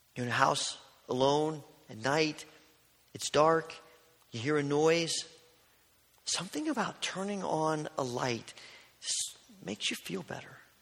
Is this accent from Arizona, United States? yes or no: no; southern Indiana, United States; also born or lived in Kentucky; growing up in Indiana, southern Indiana